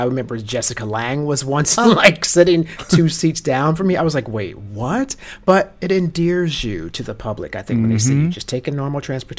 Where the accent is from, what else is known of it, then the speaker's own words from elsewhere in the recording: New Jersey, United States; Teterboro Airport in New Jersey, my hometown.